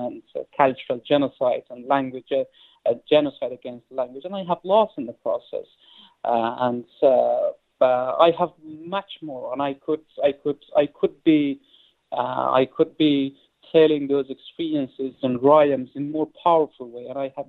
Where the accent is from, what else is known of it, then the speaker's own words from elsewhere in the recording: Afghanistan; English is a second language; moved away; they are very close to Dahmata, where I was born.